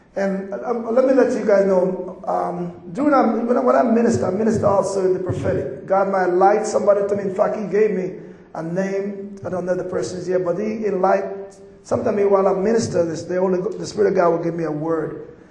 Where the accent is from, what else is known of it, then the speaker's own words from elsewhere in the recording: Jamaica; accent: Jamaican; moved away; also born or lived in Atlanta / Colorado; I'm from Jamaica